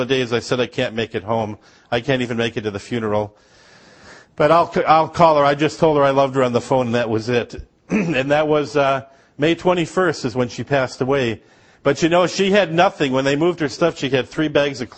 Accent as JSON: {"language": "English", "region": "Upper Peninsula of Michigan", "country": "United States", "tie": "born or raised there", "moved": "yes", "lives_now": "Georgia", "said": "I grew up in Upper Michigan"}